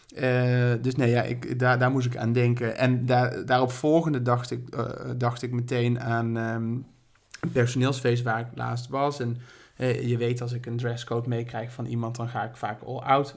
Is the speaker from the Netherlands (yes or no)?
yes; Berlicum, North Brabant, Netherlands; now in Amsterdam, Netherlands; ik kom uit Berlicum.